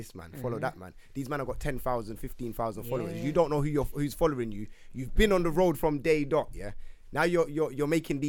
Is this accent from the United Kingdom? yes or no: yes; London, United Kingdom; me growing up in Wood Green